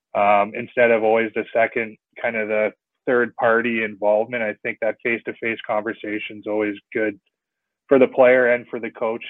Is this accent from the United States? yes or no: no; Salmon Arm, British Columbia, Canada; also born or lived in Vernon, British Columbia / Kamloops, British Columbia; so I'm guessing that's why my hometown is listed as Vernon. But I spent all my hockey playing in Salmon Arm here growing up